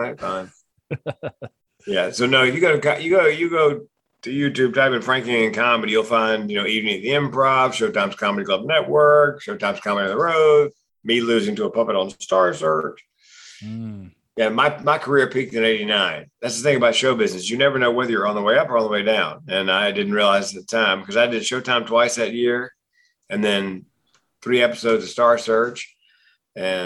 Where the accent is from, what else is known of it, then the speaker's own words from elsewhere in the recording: Raleigh, North Carolina, United States; moved away; Raleigh, North Carolina, my hometown